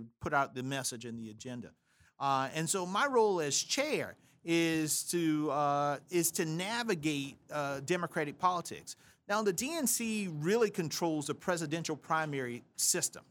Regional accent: South Carolina, United States; I'm from South Carolina

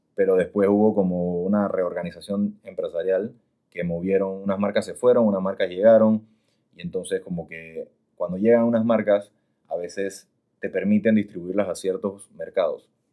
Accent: Panama; panameño, 100%.

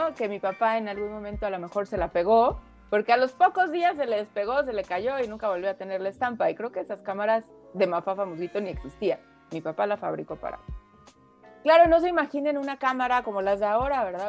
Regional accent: Mexico; also born or lived in France; aquí en México vivimos muy protegidos, ¿no? Por nuestra familia

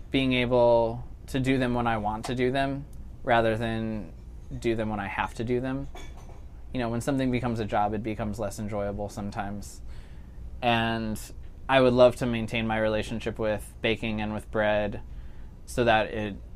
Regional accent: Chicago, Illinois, United States; also born or lived in New York City; now in Jackson, United States; I grew up in Chicago and lived in New York City for a while

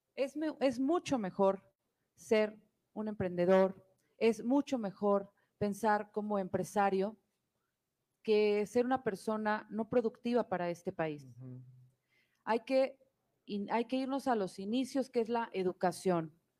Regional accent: Mexico; lo que debemos hacer como mexicanos

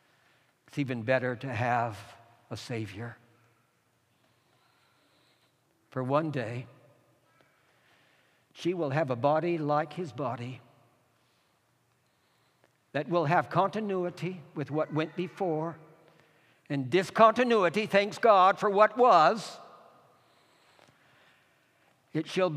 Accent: California, United States; pastoring a rural congregation in a farmland in California, my Auntie Ethel was dying in my hometown about 25 miles away

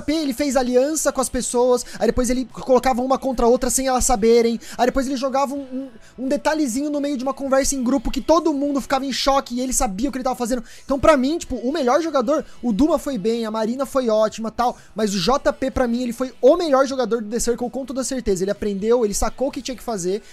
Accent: São Paulo, Brazil; eu sou de São Paulo, eu tenho 26 anos

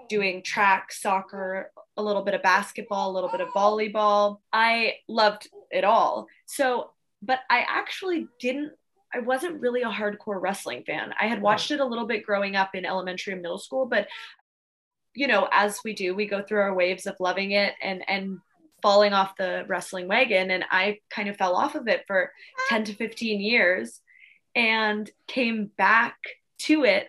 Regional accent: Victoria, British Columbia, Canada; moved away as an adult; also born or lived in Australia; Victoria, my hometown

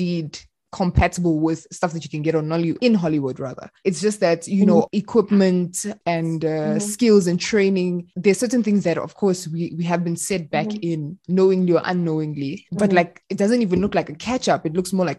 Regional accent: South Africa; I'm Congolese, but I was born and raised in South Africa.

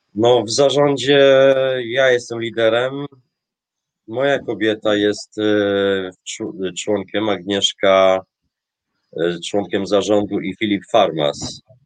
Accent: Polish seaside, Polish coast, Poland; moved away as an adult; now in Tromsø, Norway; pochodzę w Polsce z nadmorza

